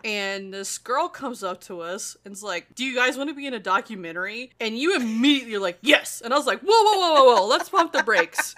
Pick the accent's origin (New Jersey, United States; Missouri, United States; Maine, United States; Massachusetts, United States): Missouri, United States; we're from Missouri